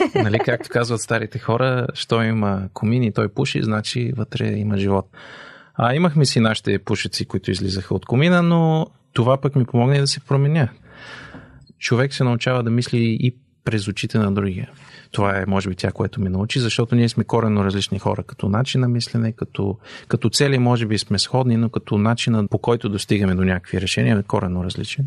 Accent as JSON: {"language": "Bulgarian", "country": "Bulgaria", "moved": "as an adult", "said": "нашата задача като българи е да запазим българското"}